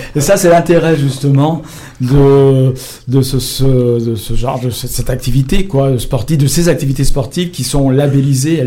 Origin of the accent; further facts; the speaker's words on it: Lyon, Auvergne-Rhône-Alpes, France; nous, on est lyonnais